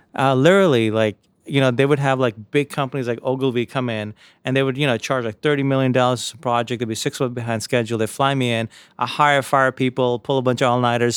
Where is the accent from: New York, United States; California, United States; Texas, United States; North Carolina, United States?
New York, United States; New York City; also born or lived in India; My mom raised my brother and I in, uh, in Jamaica, Queens, outside New York City